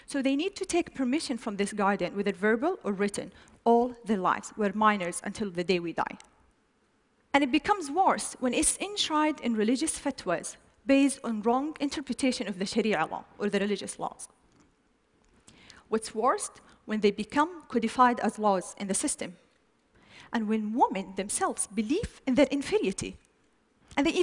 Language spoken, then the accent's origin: English; Saudi Arabia; But in my home country, it was totally different picture.